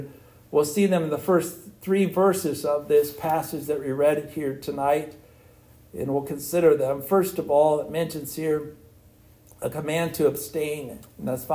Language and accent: English; United States; I'm an American citizen